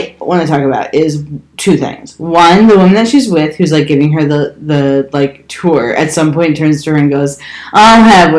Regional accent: Chicago, Illinois, United States; I'm from Chicago.

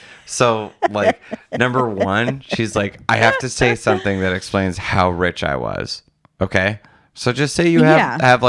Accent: Wisconsin, United States; born or raised there

